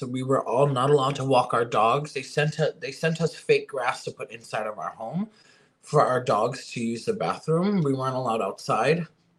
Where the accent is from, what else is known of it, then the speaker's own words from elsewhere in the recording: Florida, United States; also born or lived in California; You know, I'm from Florida, you know, not originally, but this is where I did grow up and my drag career did start and take off.